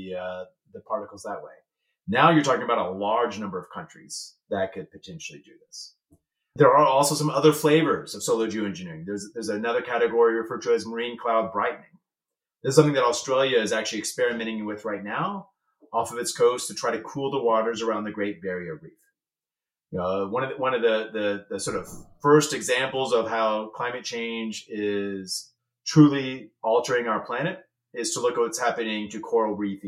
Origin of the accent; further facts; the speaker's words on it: United States; as an American